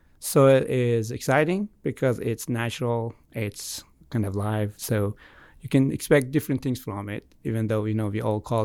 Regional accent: Iran; English is a second language; moved away as an adult; also born or lived in Oregon; now in Auburn, United States; I'm from Iran originally. I have been in the U.S. since 2007, different places I've been, but most of my time in the U.S. I've been in Oregon

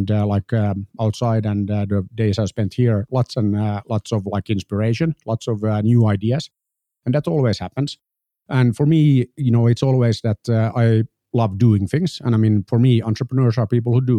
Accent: Finland; I'm an entrepreneur from Finland.

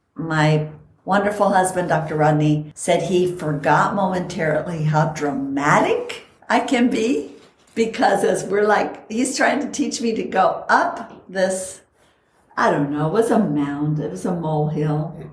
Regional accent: Costa Rica; moved away; also born or lived in San Bernardino Mountains, California; I grew up in Costa Rica where it is the best weather

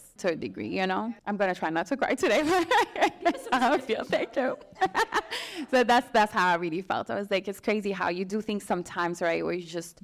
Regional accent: Strasbourg, Grand Est, France; moved away as an adult; now in United States; I'm from Strasbourg, which is like a small city in France.

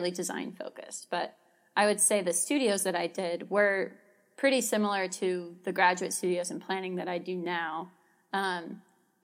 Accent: Amherst, New York, United States; I am from the Buffalo area. I'm specifically from Amherst, so outside the city of Buffalo

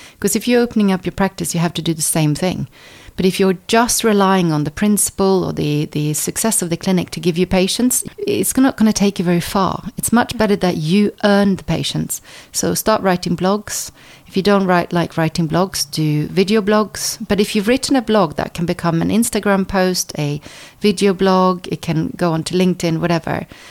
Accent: Stockholm, Stockholm County, Sweden; moved away as an adult; also born or lived in United States; now in England; I was born in the States uh, by Norwegian parents. And then when I was four, my parents moved to Stockholm. So I was brought up in Sweden

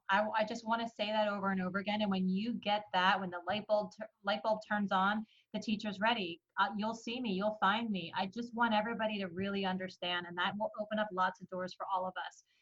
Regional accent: Iran; born there; I you know, I was born in Iran and I got a chance to meet my family.

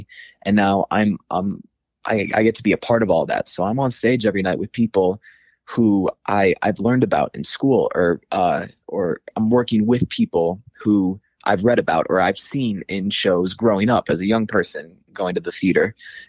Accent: Saline, Michigan, United States; where I'll be going home back to Saline, Michigan

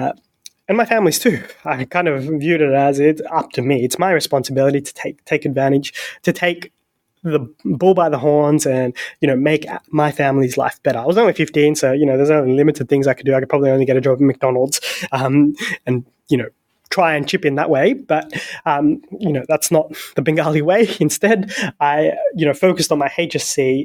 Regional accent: Sydney, New South Wales, Australia; raised in the best country in the world, the best city in the world. I'm from Sydney

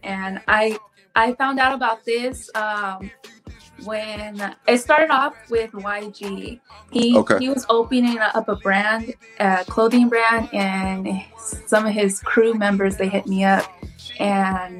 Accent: California, United States; I'm from California

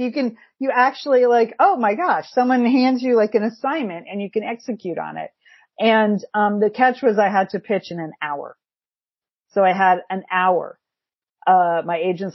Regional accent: Connecticut, United States; moved away; also born or lived in Pasadena; I grew up in Connecticut

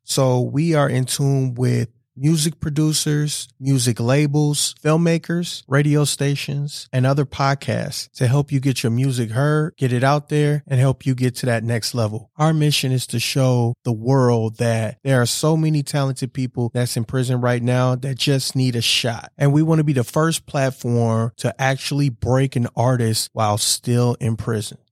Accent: Wisconsin, United States; I was born and raised here in Wisconsin

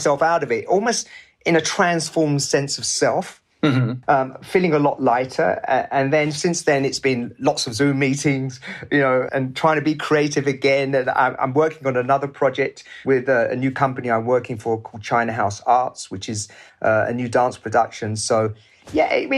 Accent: England, United Kingdom; also born or lived in Pakistan; a person of colour growing up in England in the 60s

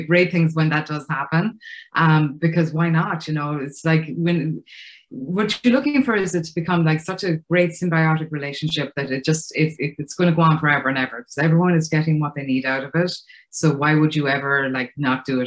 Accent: Ireland; accent: Irish; moved away as an adult; now in United States; You can probably hear from my accent, I'm Irish. I moved to the States right after college.

